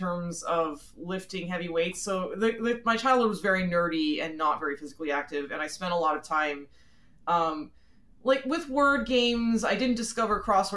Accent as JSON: {"language": "English", "region": "southeastern Pennsylvania", "country": "United States", "tie": "born or raised there", "also_born_or_lived": "Philadelphia", "said": "I was born in Philly, Philly proper. And when I was about 6 years old, my parents moved out. We moved out to the suburbs. So I grew up pretty much my entire life in the southeastern Pennsylvania area"}